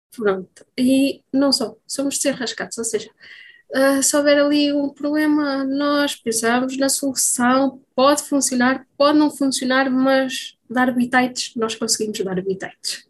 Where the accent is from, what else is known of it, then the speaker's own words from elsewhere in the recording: Coimbra, Centro, Portugal; Então, eu sou natural de Coimbra, estou a viver eh, nos arredores de Coimbra